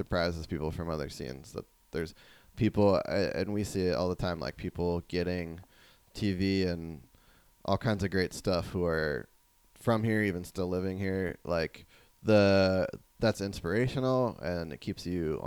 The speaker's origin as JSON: {"language": "English", "region": "New Jersey", "country": "United States", "tie": "born or raised there", "also_born_or_lived": "Monterey, California / Davis, California", "moved": "as an adult", "lives_now": "California, United States", "said": "I grew up in New Jersey"}